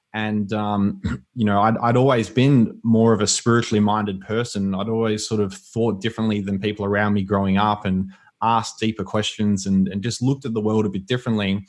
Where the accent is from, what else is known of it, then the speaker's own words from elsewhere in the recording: Melbourne, Victoria, Australia; I was born and raised in Melbourne. Um, I grew up in a area called the Yarra Valley